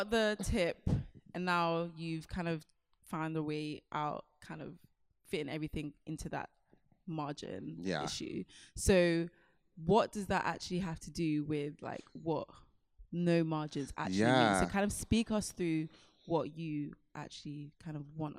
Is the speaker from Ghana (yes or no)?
yes; Ghana; I'm from Ghana.